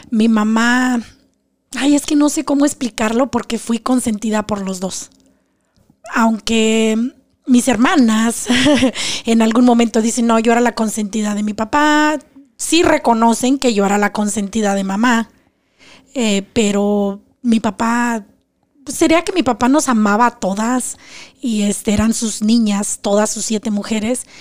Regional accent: Zacatecas, Mexico; moved away as an adult; Soy de Zacatecas. Zacatecas, México.

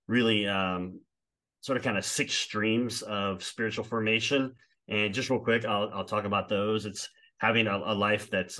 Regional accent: South Louisiana, United States; I did go to an all boys Catholic high school because I am from South Louisiana

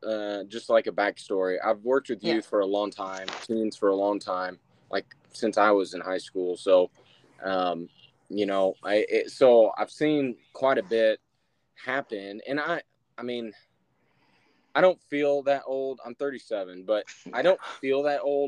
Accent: near Indianapolis, United States; also born or lived in Kentucky / Illinois; I grew up near Indianapolis

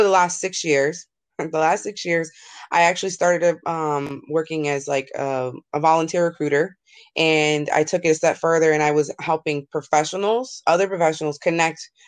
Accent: New York, United States; I grew up in New York

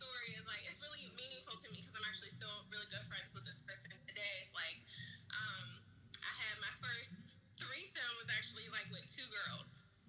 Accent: Pittsburgh, Pennsylvania, United States; moved away; also born or lived in California; I'm from Pittsburgh, Pennsylvania.

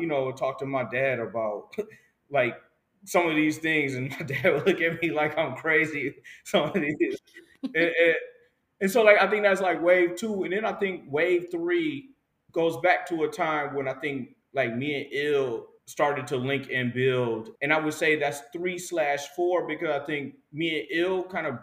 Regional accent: Detroit, Michigan, United States; as a child growing up in Detroit, very young in middle school and elementary school, I feel like I grew up in a community

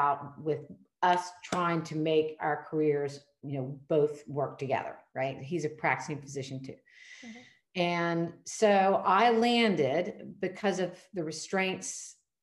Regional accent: Charleston, South Carolina, United States; private family medicine practice here in my hometown of Charleston, South Carolina

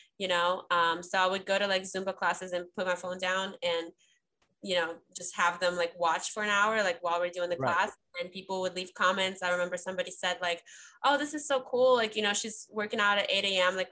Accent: Ukraine; I'm from Ukraine

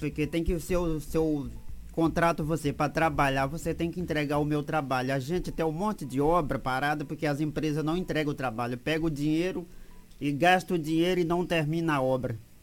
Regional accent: Sorriso, Mato Grosso, Brazil; moved away; A gente nasceu ali em Sorriso

